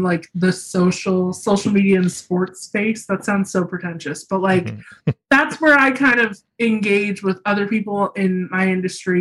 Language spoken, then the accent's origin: English; Lakeville, Indiana, United States; also born or lived in South Bend, Indiana; I was born in South Bend, but I grew up in Lakeville, Indiana, which is a very small town in northern Indiana